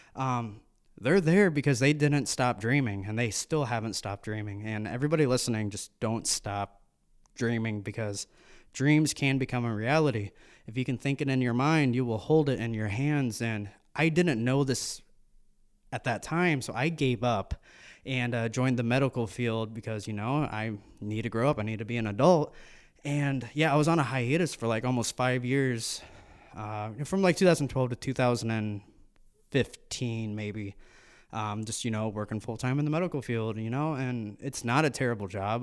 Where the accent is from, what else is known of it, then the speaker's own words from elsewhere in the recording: United States; We are born and raised in America